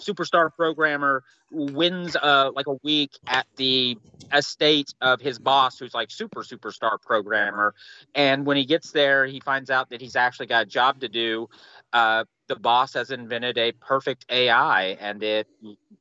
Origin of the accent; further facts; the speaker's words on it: United States; I'm an American.